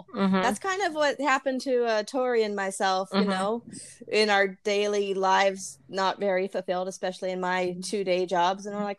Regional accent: Bakersfield, California, United States; moved away; Well, I'm actually from California originally. I am from Bakersfield.

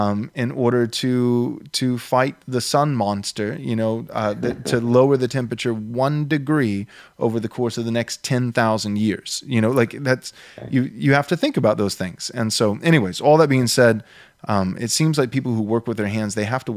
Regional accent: Texas, United States; moved away as an adult; also born or lived in Southern California; I moved to Texas. This is where I was born and raised.

